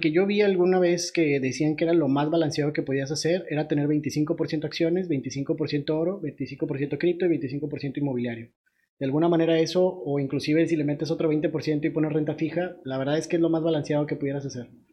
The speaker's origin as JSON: {"language": "Spanish", "country": "Mexico", "said": "nosotros en México"}